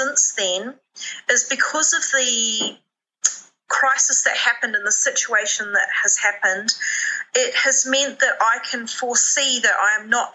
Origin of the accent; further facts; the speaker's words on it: New Zealand; being Kiwi